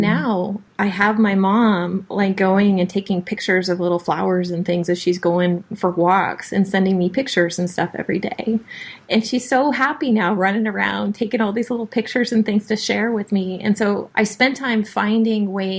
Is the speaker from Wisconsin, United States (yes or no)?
no; Oregon, United States; moved away as an adult; also born or lived in California; I grew up in Oregon